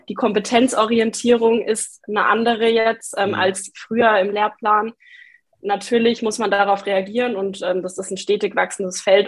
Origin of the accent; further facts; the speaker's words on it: Lower Franconia, Bavaria, Germany; moved away as an adult; now in Passau, Germany; ich komme trotzdem aus Bayern, ein bisschen aus einem anderen Eck, eigentlich aus Unterfranken